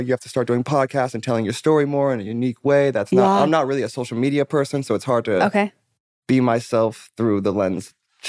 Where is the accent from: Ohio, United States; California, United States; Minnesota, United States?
California, United States; also born or lived in Englewood, New Jersey; And then moved out here when I was about 5 or 6 and then grew up